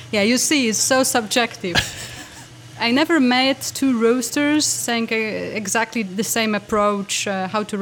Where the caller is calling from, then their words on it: Warsaw, Masovian Voivodeship, Poland; Uh, Warsaw, Poland is hot, absolutely hot here.